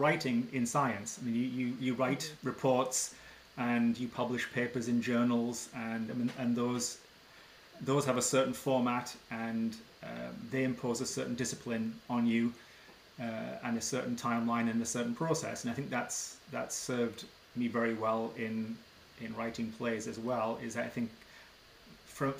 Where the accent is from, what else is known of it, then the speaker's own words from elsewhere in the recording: England, United Kingdom; moved away as an adult; now in Ottawa, Canada; I was born in England and went to school there and then moved to Canada after grad school. And I've lived in Ottawa, Ontario